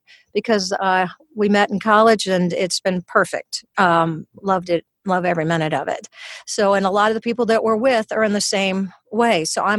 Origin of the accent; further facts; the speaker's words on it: Louisiana, United States; accent: Louisiana; Louisiana. So I came with a little bit of Louisiana accent. And so as I was losing it, people thought I was from England. And when I would go back to Louisiana, they thought I was from New York.